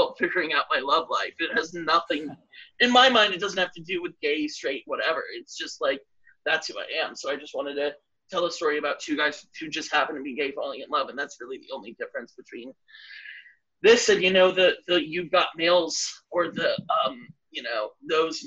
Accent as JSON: {"language": "English", "town": "Washington", "region": "District of Columbia", "country": "United States", "tie": "born or raised there", "also_born_or_lived": "New York City", "moved": "yes", "said": "I grew up in D.C."}